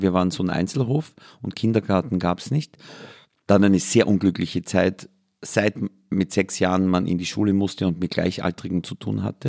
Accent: Austria; ich bin an der Grenze von drei Vierteln aufgewachsen, nämlich Waldviertel, Mostviertel und Mühlviertel

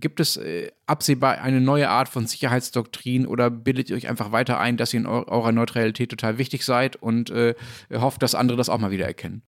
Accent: Germany; als Deutscher

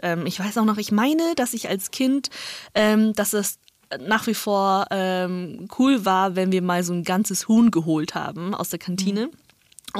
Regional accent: northern China, China; now in Germany; ich bin in Nordchina aufgewachsen

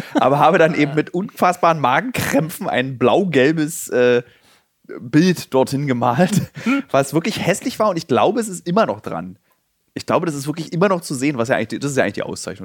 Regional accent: Berlin, Germany; damit haben wir Berliner, also die gebürtigen Berliner

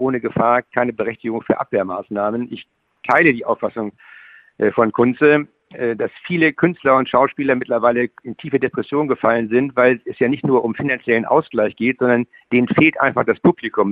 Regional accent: Schleswig-Holstein, Germany; ich bin ja Schleswig-Holsteiner

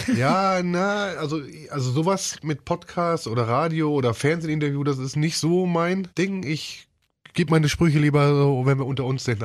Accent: Ruhr area, North Rhine-Westphalia, Germany; ich komme ja aus dem Ruhrgebiet

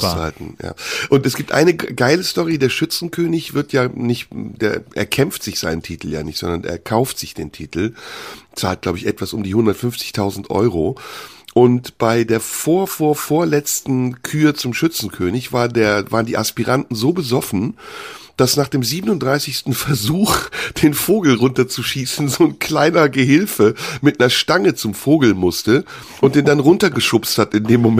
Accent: Neuss, North Rhine-Westphalia, Germany; Ich komme ja aus Neuss. Das ist ja direkt am, am linken Niederrhein.

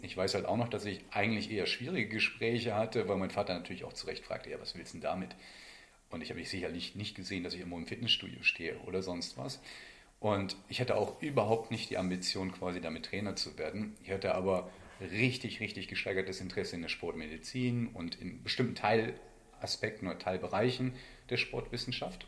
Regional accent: County of Bentheim, Lower Saxony, Germany; moved away as an adult; also born or lived in Meppen / Paderborn; Bin halt in der Grafschaft äh, Bad Bentheim aufgewachsen

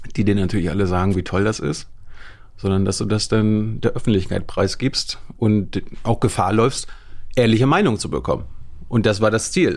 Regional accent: Malchin, Mecklenburg-Vorpommern, Germany; moved away; Malchin und die Umgebung. Also ja. Die Hälfte der Zeit war dann in einem Dorf nebenan. Aber im Grunde ist Malchin, MacPom

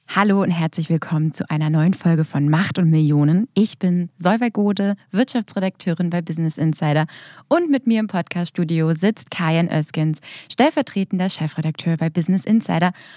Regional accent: Germany; bei uns in Deutschland

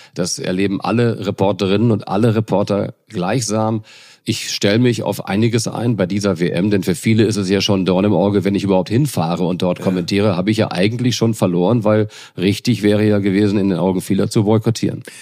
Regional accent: Northern Germany, Germany; als Norddeutscher

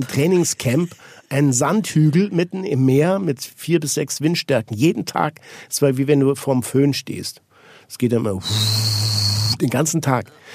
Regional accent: Switzerland; Ich bin Schweizer

